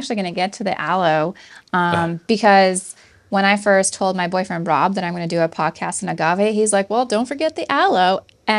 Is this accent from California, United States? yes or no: yes; Southern California, United States; anybody growing up in Southern California, as I did